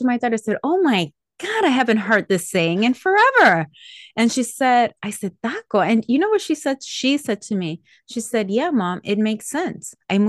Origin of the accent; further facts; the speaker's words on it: Colombia; born there; first language Spanish; English is a second language; because I'm most comfortable in English, even though I was born in Colombia, even though my native language is Spanish, even though I speak Spanish with my extended family, I am in a mostly English-speaking environment, right?